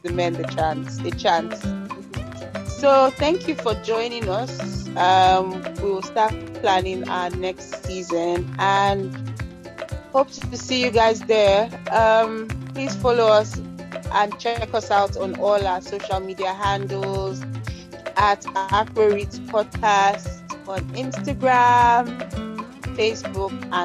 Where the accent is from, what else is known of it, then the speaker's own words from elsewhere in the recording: Nigeria; growing up in Nigeria